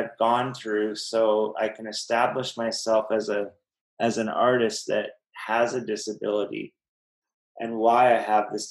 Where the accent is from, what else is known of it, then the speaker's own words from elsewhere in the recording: Kamloops, British Columbia, Canada; I'm from Kamloops and was on the football team, and I had quite a reputation in that town